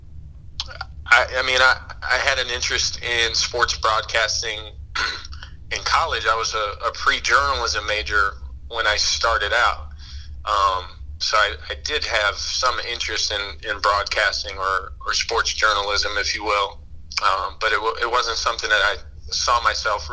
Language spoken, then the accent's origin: English; Springfield, Massachusetts, United States; moved away as an adult; also born or lived in San Francisco / Los Angeles; my hometown in Springfield, Massachusetts